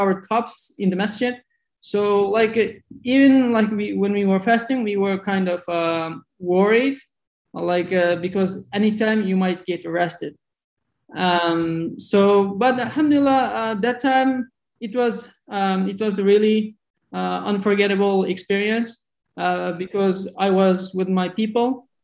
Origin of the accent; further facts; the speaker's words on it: southern East Turkestan, Xinjiang, China; moved away; also born or lived in Urumqi, China; my hometown is in the south part